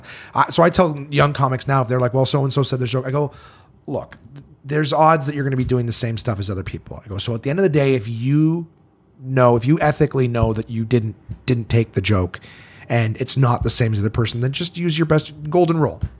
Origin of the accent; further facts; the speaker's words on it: Canada; growing up in Canada